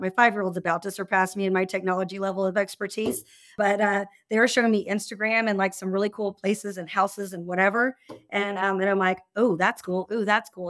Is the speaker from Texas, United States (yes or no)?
yes; Austin, Texas, United States; I'm from Austin